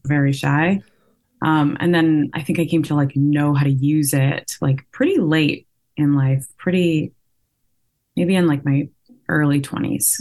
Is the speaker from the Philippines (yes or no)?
no; Vancouver, British Columbia, Canada; I'm from Vancouver. Um, and I live here.